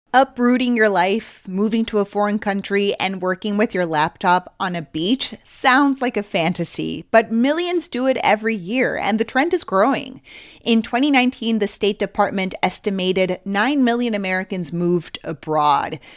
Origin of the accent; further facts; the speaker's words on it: Mexico City, Mexico; now in United States; I'm from Mexico City and I still have family and friends there